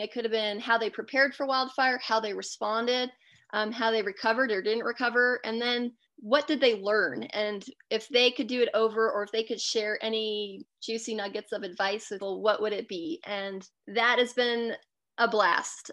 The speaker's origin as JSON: {"language": "English", "region": "Alaska", "country": "United States", "tie": "born or raised there", "said": "I grew up in Alaska"}